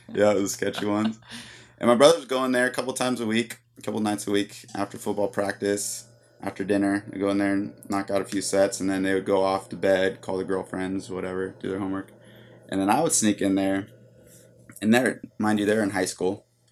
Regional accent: San Luis Obispo, California, United States; I grew up, like I said, here in San Luis, and I was very active

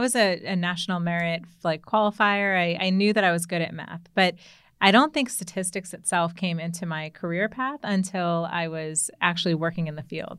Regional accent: Commack, New York, United States; moved away as an adult; now in Washington, D.C., United States; I, I've grew up in New York

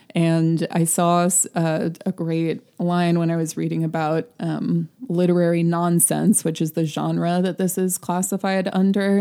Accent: United States; we're American

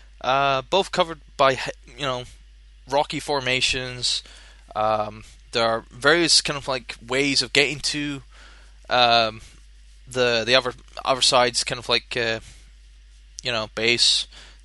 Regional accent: Scotland, United Kingdom; I'm from Scotland

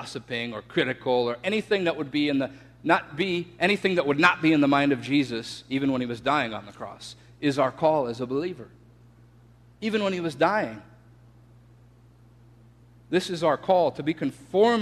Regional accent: Florida, United States; I'm from Florida

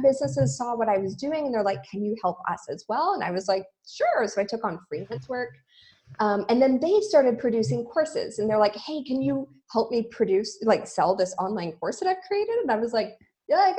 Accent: Vancouver, British Columbia, Canada; moved away as an adult; now in Montreal, Canada; I'm from Vancouver, Canada

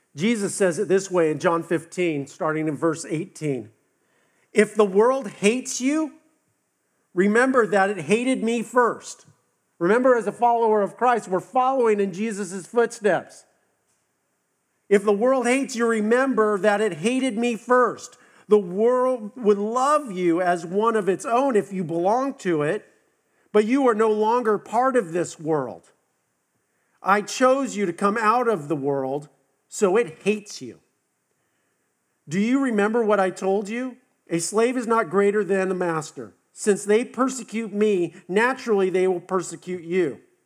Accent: West Coast, United States; now in the South, United States; I'm from the West Coast

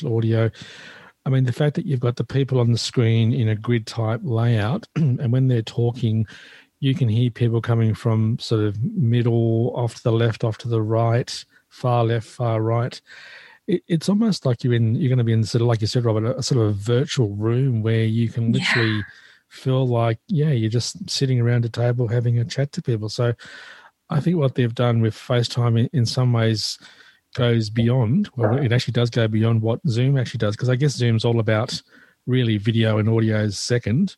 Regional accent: Australia; I'm Australian

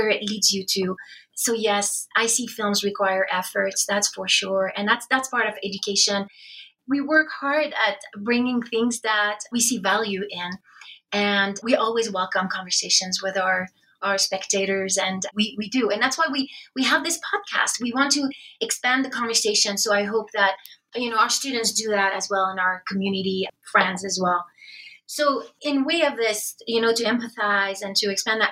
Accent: France; moved away as an adult; now in United States; I'm from France. I came to BYU

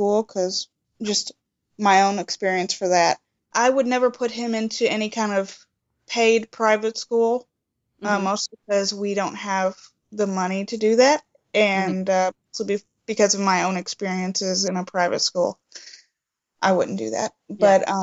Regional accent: Kentucky, United States; moved away as an adult; also born or lived in Central Ohio; now in Ohio, United States; I'm from Kentucky, though. So we've been up here for about a year and a half.

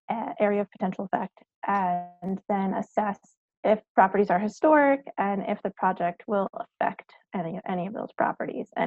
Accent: Long Island, New York, United States; moved away as an adult; also born or lived in Fredericksburg, Virginia / Vermont; I grew up on Long Island, New York.

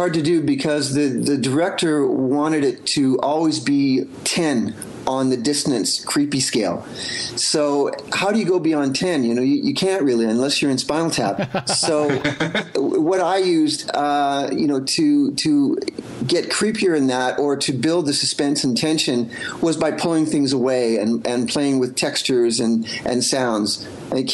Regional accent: Winnipeg, Manitoba, Canada; since I was a kid growing up in Winnipeg

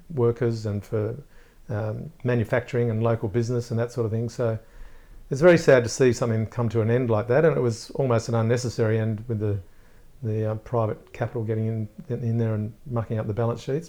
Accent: Gosford, New South Wales, Australia; born or raised there

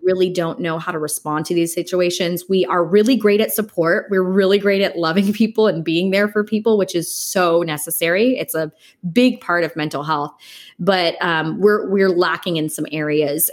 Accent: Los Angeles, California, United States; also born or lived in Dallas, Texas; I am born and raised in Los Angeles, California

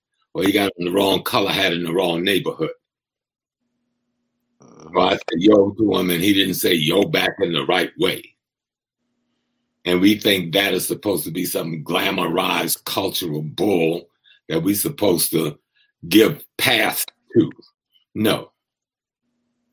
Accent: South Carolina, United States; since I'm a child from South Carolina

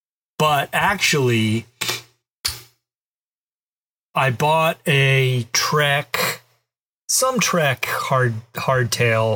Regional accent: the South, United States; growing up in the South

